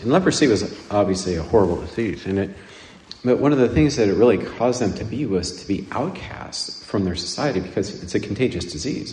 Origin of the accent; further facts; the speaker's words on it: United States; In, in the United States, we tend to attach and pronounce the R and attach it to everything